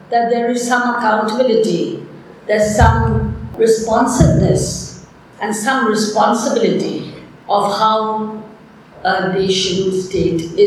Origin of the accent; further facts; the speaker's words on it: Bangladesh; I'm from Bangladesh